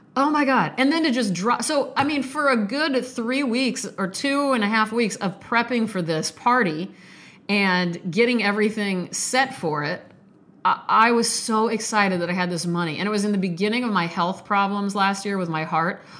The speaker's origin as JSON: {"language": "English", "town": "Omaha", "region": "Nebraska", "country": "United States", "tie": "born or raised there", "said": "North Omaha, which, by the way, is my birthplace. I grew up in North Omaha"}